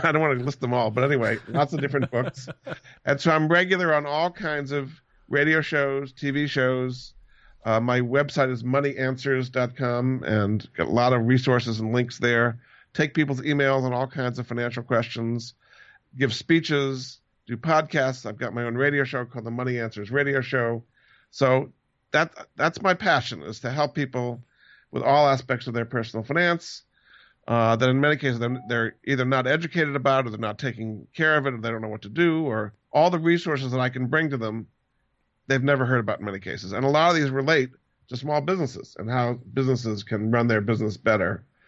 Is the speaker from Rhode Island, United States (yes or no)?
yes; Rhode Island, United States; I grew up in Rhode Island, went to Moses Brown School, went to Amherst College